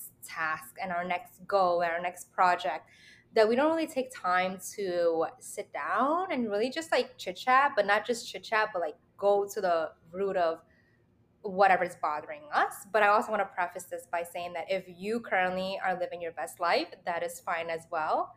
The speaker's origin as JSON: {"language": "English", "town": "New York City", "region": "New York", "country": "United States", "tie": "born or raised there", "said": "a native New Yorker"}